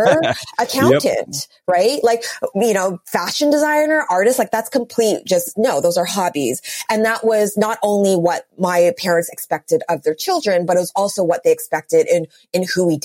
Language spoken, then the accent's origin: English; Vancouver, British Columbia, Canada; moved away as an adult; also born or lived in New York City; born and raised in Vancouver